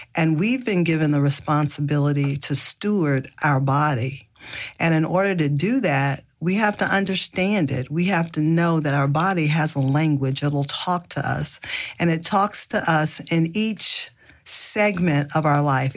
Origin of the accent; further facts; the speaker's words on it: the South, United States; I grew up in the South in a family, a large family